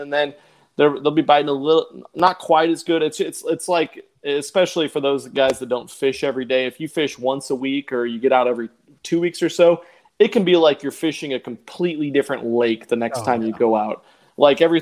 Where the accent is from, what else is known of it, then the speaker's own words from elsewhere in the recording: Nebraska, United States; moved away as an adult; I grew up and lived in Nebraska my whole childhood, besides the last year and a half